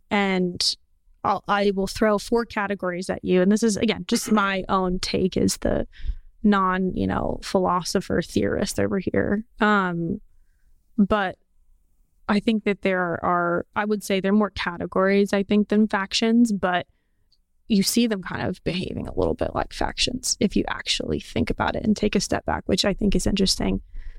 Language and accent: English; Portland, United States; And I think this is like a lot of people where I think about where I grew up in Portland.